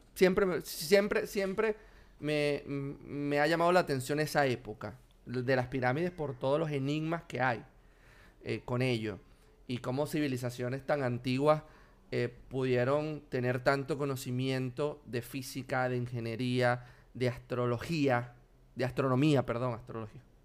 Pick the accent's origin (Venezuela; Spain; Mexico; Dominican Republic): Venezuela; Anzoátegui; moved away as an adult; also born or lived in Buenos Aires, Argentina; now in Argentina; de donde soy yo, de Anzuategui